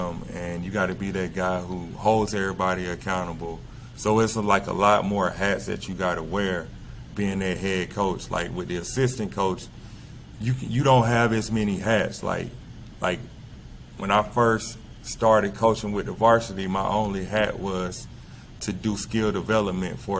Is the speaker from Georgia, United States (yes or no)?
yes; LaGrange, Georgia, United States; also born or lived in El Salvador; I became the head middle school coach here in my hometown